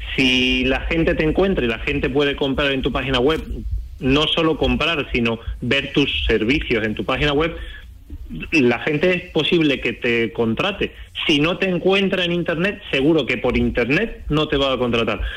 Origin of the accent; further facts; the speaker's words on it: Chiclana de la Frontera, Andalusia, Spain; Yo soy de Chiclana, de Cádiz